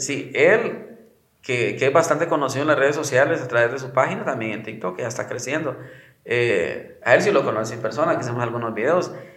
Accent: Guatemala; soy del lugar, soy de Guate

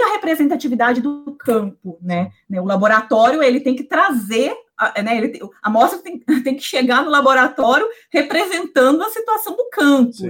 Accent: João Monlevade, Minas Gerais, Brazil; moved away as an adult; also born or lived in Ouro Preto / Viçosa / Belo Horizonte; now in São Paulo, Brazil; eu sou mineira, nasci e fui criada em João Molevade, uma cidade pequena

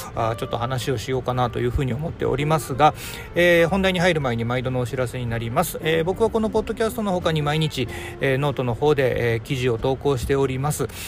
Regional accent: Hiroshima, Japan; moved away; 地元はずっとね、えー、広島で、えー、帰る実家も、おー、まあ、建て替えはしましたけども、場所的には

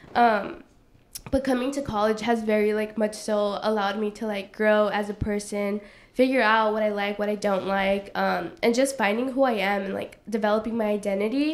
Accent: Los Angeles, California, United States; also born or lived in Playa Vista; I come from South Central LA, so predominantly black and brown like community.

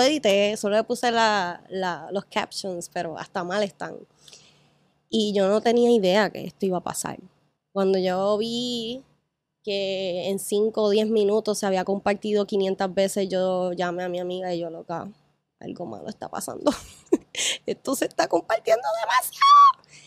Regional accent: Ponce, Puerto Rico; now in Isla Verde, Puerto Rico; Ya, ya yo dejé Ponce hace años, realmente. Llevo 12, 13 años fuera de Ponce

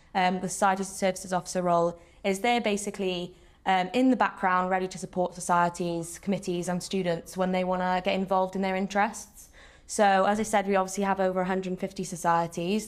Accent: Wales, United Kingdom; I'm a Welsh speaker, so I sort of moved to university and I was like, you know, I went through Welsh medium education, came to Swansea

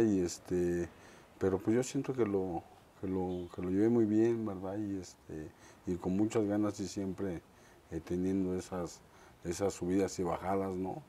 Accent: Mexico City, Mexico; also born or lived in Ensenada; Soy de la Ciudad de México, de la colonia, orgullosamente de la colonia Roma

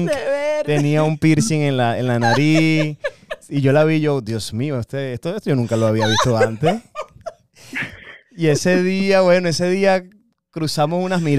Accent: Venezuela; moved away as an adult; yo soy de Venezuela. Y en Venezuela la oh. cultura de nosotros es mucho abrazo y mucho beso.

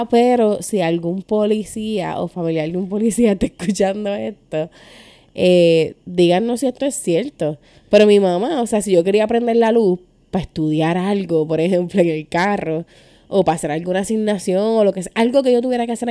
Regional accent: Carolina, Puerto Rico; y yo me crié en Carolina.

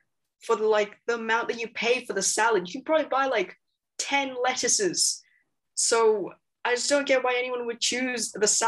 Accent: Hong Kong; first language English; moved away as an adult; now in Australia; I'm from Hong Kong

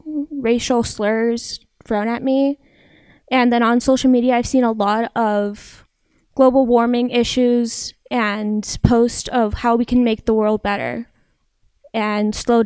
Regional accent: Snyder County, Pennsylvania, United States; I'm from Snyder County, PA.

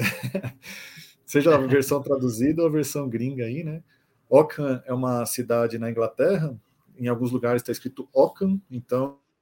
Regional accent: São Paulo, Brazil; Nascido e criado aqui em São Paulo, 38 anos

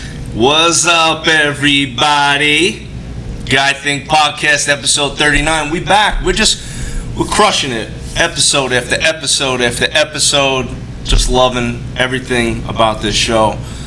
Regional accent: New York City, New York, United States; I'm from Brooklyn and the R's, I had to really hone in on that R

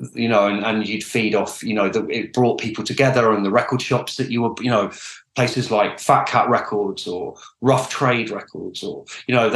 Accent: Oxford, South East England, United Kingdom; I grew up in Oxford

